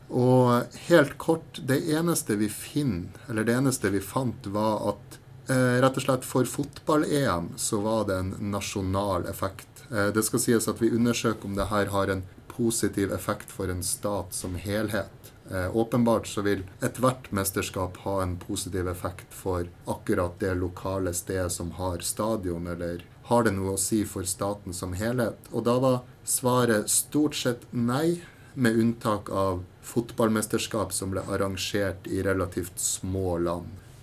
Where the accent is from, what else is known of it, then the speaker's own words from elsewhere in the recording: Northern Norway, Norway; Jeg er jo sjøl fra Nord-Norge